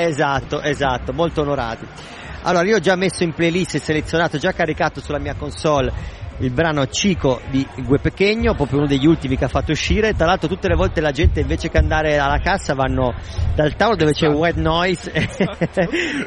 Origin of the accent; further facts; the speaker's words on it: Bra, Piedmont, Italy; moved away; also born or lived in England / United States; Da Bra